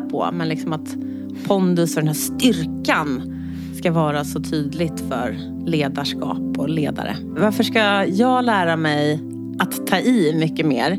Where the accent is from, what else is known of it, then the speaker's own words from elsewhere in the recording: Stockholm, Stockholm County, Sweden; jag är född och uppvuxen i Skärholmen